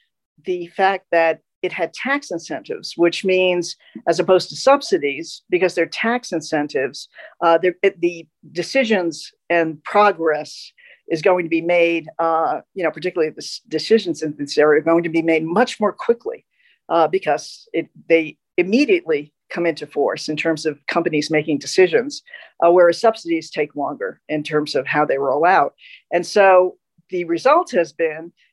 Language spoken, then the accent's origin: English; United States; As an American.